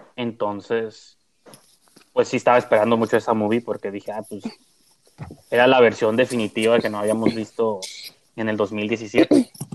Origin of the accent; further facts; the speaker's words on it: northern Mexico, Mexico; somos norteños